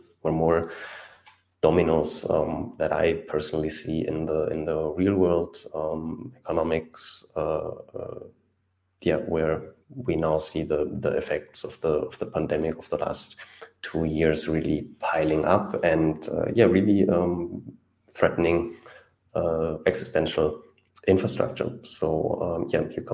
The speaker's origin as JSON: {"language": "English", "country": "Germany", "said": "I'm from Germany"}